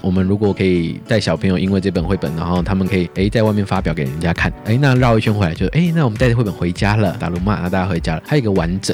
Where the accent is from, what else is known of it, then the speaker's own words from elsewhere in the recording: Taipei, Taiwan; 我在台北长大